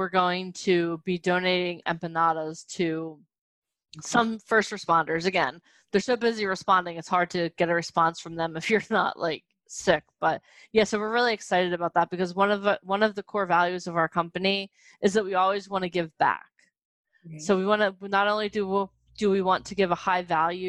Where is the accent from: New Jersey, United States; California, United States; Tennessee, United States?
New Jersey, United States; We're from Jersey